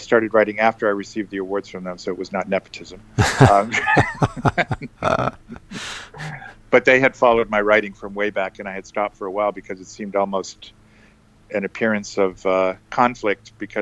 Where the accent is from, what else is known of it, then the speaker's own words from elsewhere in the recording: New Hampshire, United States; moved away as an adult; now in New York, United States; I grew up in New Hampshire and came here to go to Columbia